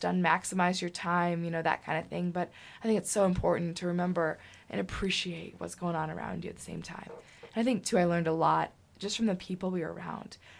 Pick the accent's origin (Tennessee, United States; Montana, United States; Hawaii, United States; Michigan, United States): Michigan, United States; I said, no, Michigan